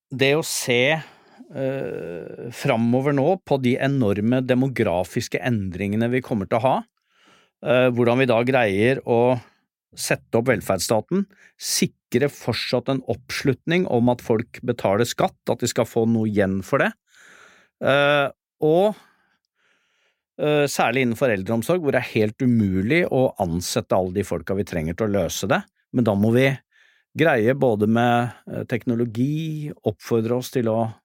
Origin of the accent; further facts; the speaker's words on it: Oslo, Norway; for å være her i Oslo, som er hjembyen min